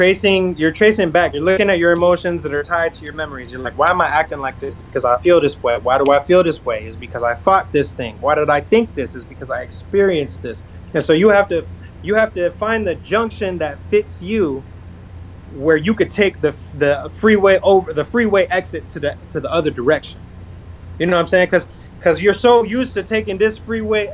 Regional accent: North Las Vegas, Nevada, United States; I grew up in Northtown, Las Vegas

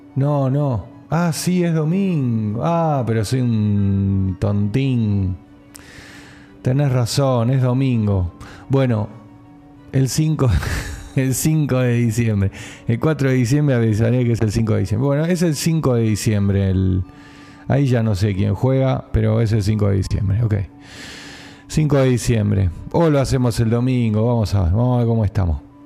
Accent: General Pacheco, Buenos Aires Province, Argentina; Yo soy de Pacheco.

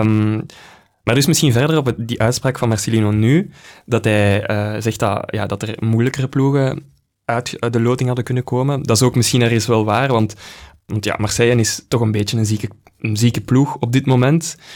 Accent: Belgium

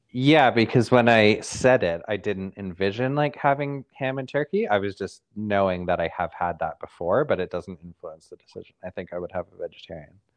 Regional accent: Caledon, Ontario, Canada; moved away; also born or lived in Leeds; my hometown

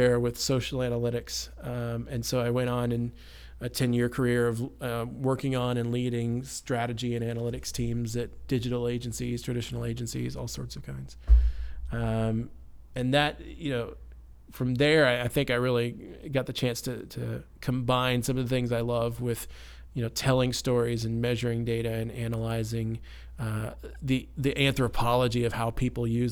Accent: Carrollton, Texas, United States; now in Denton, United States; my hometown of Carrollton. I grew up in Carrollton, actually

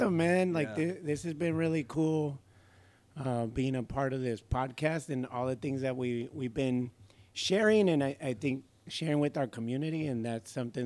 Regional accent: San Diego, California, United States; I was born and raised in Paradise Hills

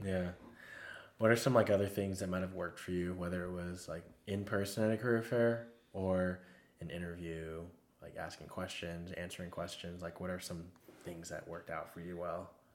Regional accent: Texas, United States; I'm from Texas

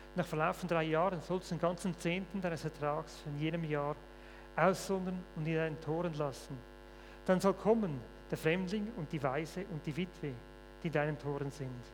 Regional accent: Switzerland; Bei uns in der Schweiz

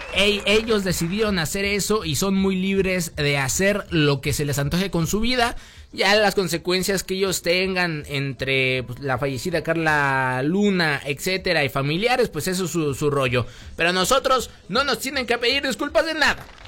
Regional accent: Mexico; yo como mexicano

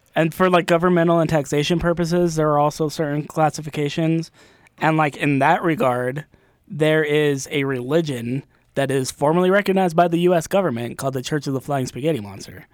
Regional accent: Provo, Utah, United States; I'm from Provo, same high school as Ty

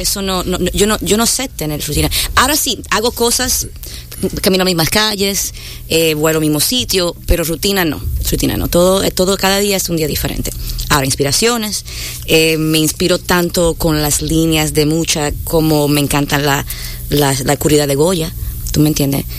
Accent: New York, United States; also born or lived in Dominican Republic; Yo soy de Nueva York

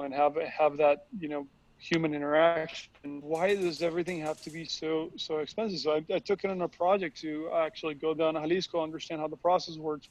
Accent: Costa Rica; now in California, United States; I'm originally from Costa Rica, so I was born and raised over there, and then I moved to California

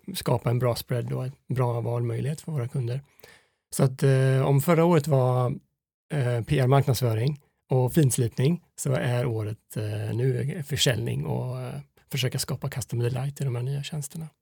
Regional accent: Fiskebäckskil, Västra Götaland, Sweden; vi växte upp i Fiskebäckskil på Skaftö

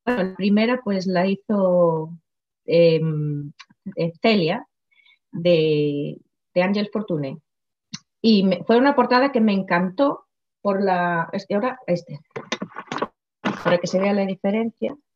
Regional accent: Galicia, Spain; first language Galician; Spanish is a second language; donde yo nací, o sea, mi pueblo, Idul

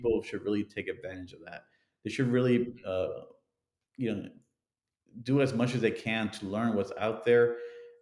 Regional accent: Miami, Florida, United States; when I grew up in Miami in the 70s and 80s

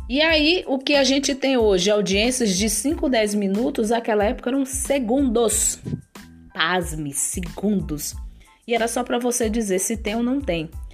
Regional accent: São Luís, Maranhão, Brazil; moved away as an adult; now in Brasília, Brazil; eu sou maranhense, nascida em São Luís do Maranhão

